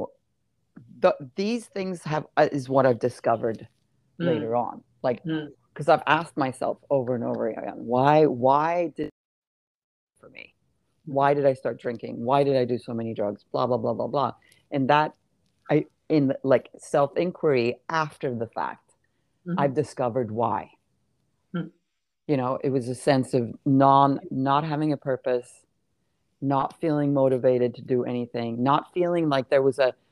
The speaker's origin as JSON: {"language": "English", "country": "Sweden", "tie": "born or raised there", "said": "I grew up in Sweden"}